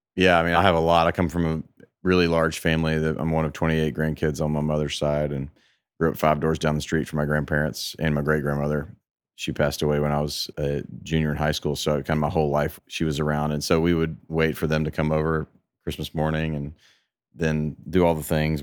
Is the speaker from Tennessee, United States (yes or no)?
yes; Memphis, Tennessee, United States; now in Nashville, United States; my hometown of Memphis